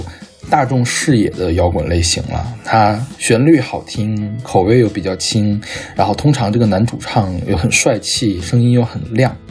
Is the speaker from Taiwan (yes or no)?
no; northern China, China; 其实作为一个北方人，我并不是很了解这样的描写究竟是一个怎么样的情况